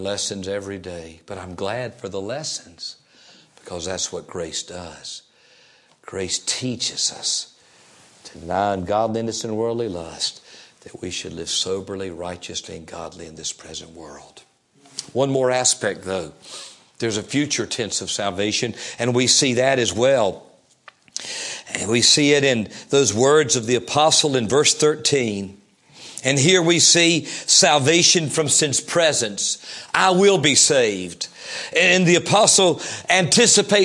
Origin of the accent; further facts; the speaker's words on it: Fayetteville, United States; the church in which I grew up in Fayetteville